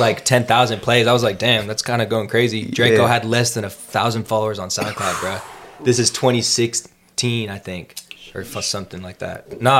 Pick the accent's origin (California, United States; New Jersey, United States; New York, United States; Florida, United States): California, United States; Concord; also born or lived in Walnut Creek, California / East Bay; I grew up first, like, 12 years in Concord and then moved to Walnut Creek.